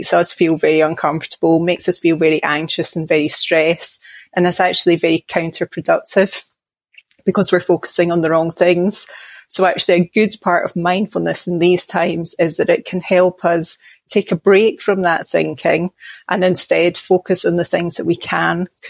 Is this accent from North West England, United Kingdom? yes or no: no; Glasgow, Scotland, United Kingdom; now in Midlands, England; I'm from Glasgow in Scotland, but I live now down in the Midlands in England